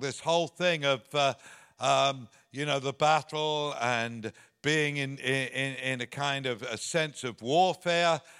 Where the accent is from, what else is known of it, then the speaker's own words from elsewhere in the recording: England, United Kingdom; moved away; You can hear from my accent that, uh, I'm from the other side of the pond. Uh, there's a little country there called, uh, England, uh, and that's where I was born